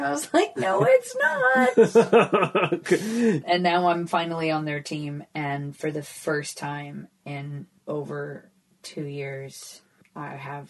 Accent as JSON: {"language": "English", "region": "London", "country": "United Kingdom", "accent": "London", "said": "So then they'll introduce me as like a London comic and I'll be like, this is my accent."}